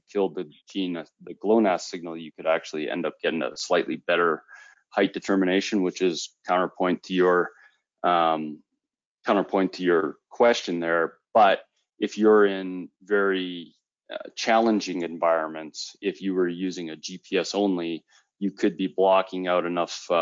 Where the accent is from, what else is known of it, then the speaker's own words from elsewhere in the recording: Canada; I am Canadian